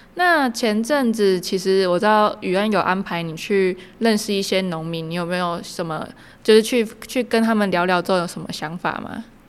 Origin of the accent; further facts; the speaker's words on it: Yunlin County, Taiwan; moved away; 跟我的家乡，就是云林那边也很像，就是很简单的生活这样